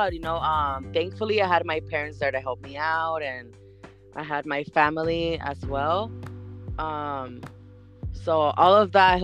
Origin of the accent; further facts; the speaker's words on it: San Diego, California, United States; I was born and raised here in San Diego, California.